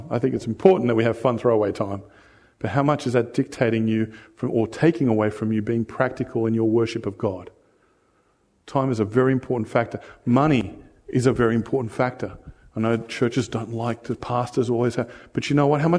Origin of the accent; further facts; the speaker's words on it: United States; moved away; I came from the States and, you know, I had a whole family out for 30 bucks. And now I'm here, it's like three times as much.